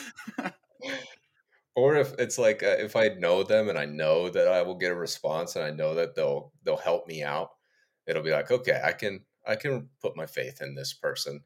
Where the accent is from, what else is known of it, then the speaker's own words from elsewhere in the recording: Ohio, United States; Me growing up in Ohio